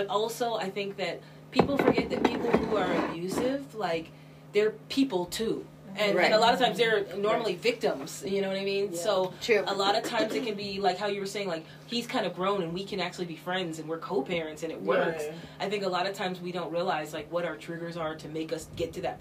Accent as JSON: {"language": "English", "region": "Washington", "country": "United States", "tie": "born or raised there", "also_born_or_lived": "Southern California", "said": "I grew up in Washington State"}